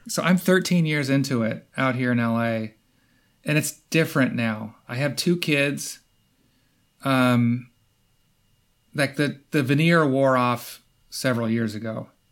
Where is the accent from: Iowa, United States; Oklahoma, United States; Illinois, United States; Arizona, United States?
Iowa, United States; moved away as an adult; also born or lived in Chicago; now in Los Angeles, United States; I'm from Iowa, small town Iowa